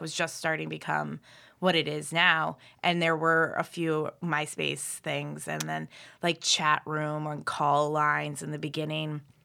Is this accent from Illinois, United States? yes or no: no; Philadelphia, Pennsylvania, United States; moved away as an adult; also born or lived in Boston / Chicago; I'm originally from Philadelphia, and then I went to school in Boston, and I lived in Chicago. for five years